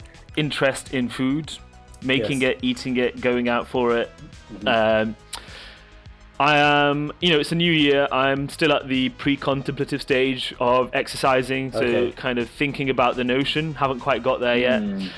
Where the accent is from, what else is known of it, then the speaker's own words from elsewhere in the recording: North West England, United Kingdom; Okay, so I am from the Northwest. And I've lived in the Northeast for the past 15 years.